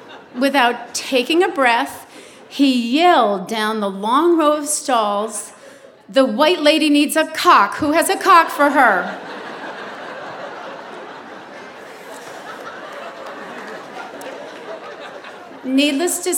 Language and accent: English; New England, United States; moved away; I'm originally from New England